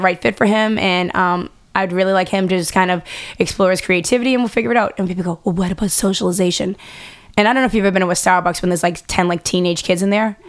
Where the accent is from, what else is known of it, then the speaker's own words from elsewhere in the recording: Boston, Massachusetts, United States; growing up in Boston, a mom, wife